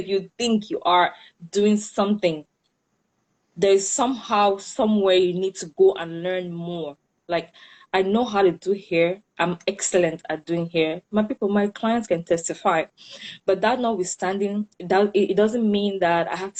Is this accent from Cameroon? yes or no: yes; Cameroon; moved away as an adult; now in United States; I'm from Cameroon.